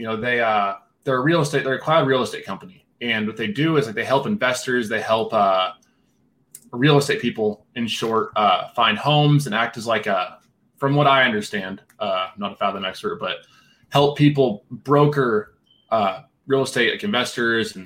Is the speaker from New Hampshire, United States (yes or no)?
no; Nebraska, United States; moved away as an adult; also born or lived in Denver, Colorado; now in Thornton, Colorado, United States; I'm from Nebraska originally, moved to Denver 5 years ago